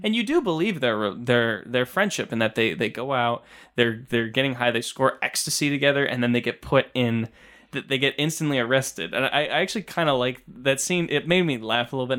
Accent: Binghamton, New York, United States; being from, you know, Binghamton

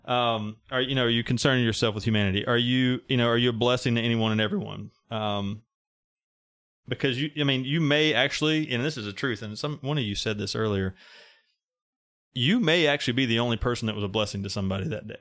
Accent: Mississippi, United States; I'm from Mississippi

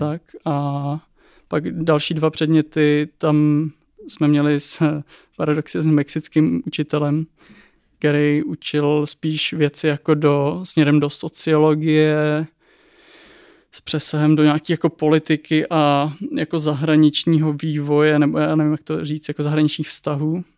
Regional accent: Czechia; jako Češi

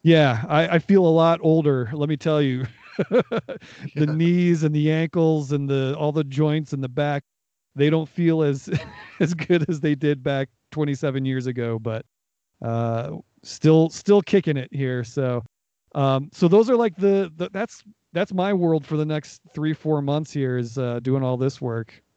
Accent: Northeast Ohio, United States; I was born in in Northeast Ohio

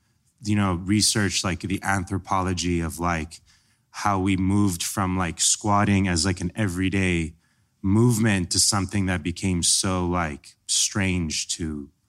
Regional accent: Iran; now in United States; so I'm Middle Eastern. I'm from Iran originally.

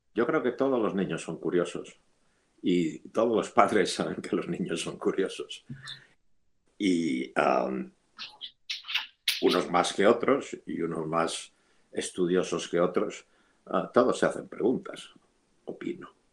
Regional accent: Madrid, Community of Madrid, Spain; moved away as an adult; also born or lived in Geneva / Boston; Yo soy madrileño y um, cuando yo era, cuando yo nací, Madrid tenía más o menos medio millón de habitantes

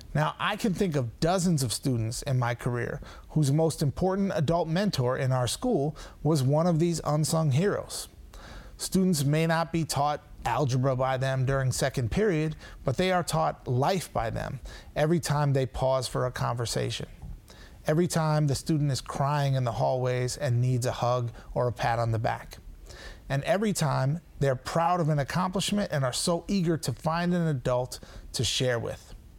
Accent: Saint Paul, Minnesota, United States; moved away; I grew up in Saint Paul, Minnesota

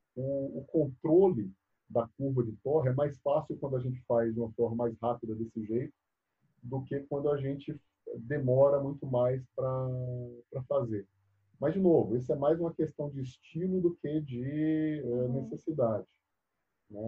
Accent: Bahia, Brazil; moved away as an adult; also born or lived in São Carlos, São Paulo; eu saí lá da Bahia. Né? Eu, eu, vim estudar em São Paulo, fiz faculdade aqui em São Paulo, no interior, em São Carlos.

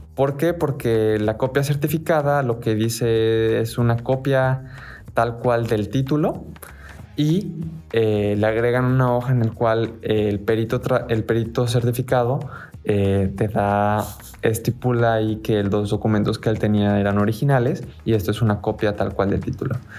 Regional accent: Mexico; somos de México

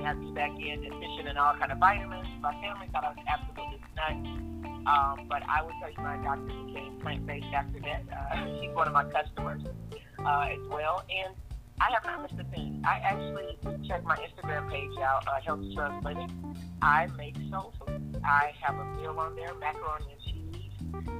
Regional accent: Fort Lauderdale, Florida, United States; moved away; also born or lived in Atlanta area; I'm from Fort Lauderdale

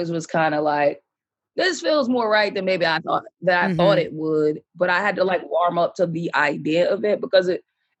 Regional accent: Boston, Massachusetts, United States; also born or lived in Atlanta, Georgia; now in New York, United States; I grew up in Boston. I'm from Boston

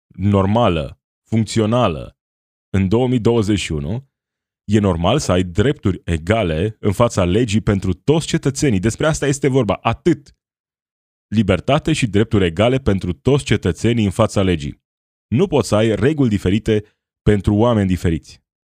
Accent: Romania

